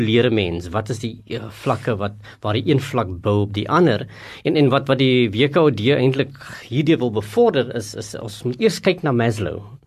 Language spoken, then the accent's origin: Afrikaans; South Africa